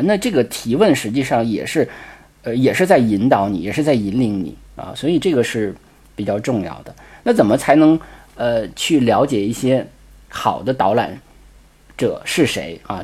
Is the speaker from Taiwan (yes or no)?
no; China; 我们中国人的考试考惯了嘛